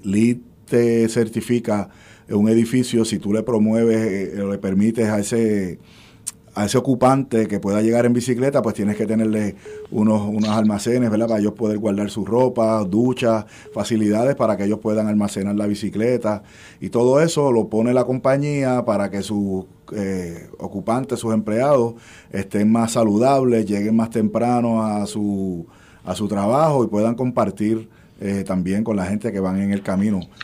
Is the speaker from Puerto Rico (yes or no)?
yes; Levittown, Puerto Rico; first language Spanish; also born or lived in New York; yo nací en Nueva York y me trajeron a Puerto Rico de un año, yo me crié en Levittown y yo aprendí español antes que inglés.